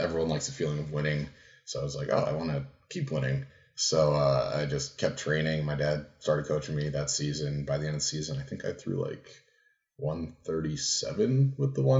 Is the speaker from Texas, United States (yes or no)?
no; New Jersey, United States; moved away as an adult; now in Leesport, Pennsylvania, United States; I grew up in Jersey, and now I'm in the middle of nowhere, Pennsylvania.